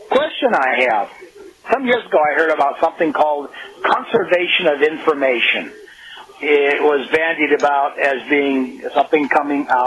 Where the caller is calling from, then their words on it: Oysterville, Washington, United States; I'm calling from Oysterville, Washington.